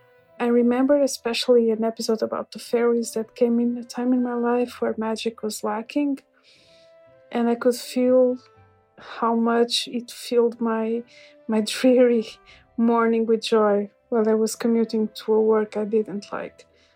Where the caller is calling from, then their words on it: Portugal; Hi there. … I'm a listener from Portugal, and I've been listening to your podcast for a really long time now.